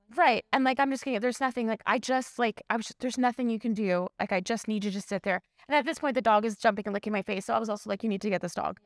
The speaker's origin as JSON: {"language": "English", "town": "Toronto", "region": "Ontario", "country": "Canada", "tie": "born or raised there", "said": "I grew up in Scarborough, born and raised, like, Scarborough to the world"}